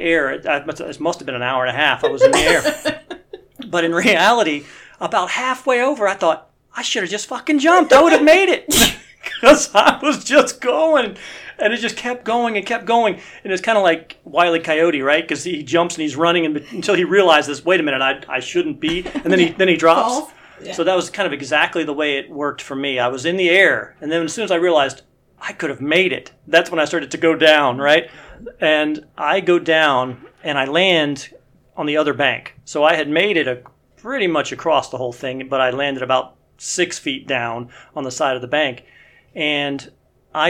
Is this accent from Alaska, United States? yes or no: no; Cleveland, Ohio, United States; also born or lived in Columbus, Ohio; I grew up in Cleveland, Ohio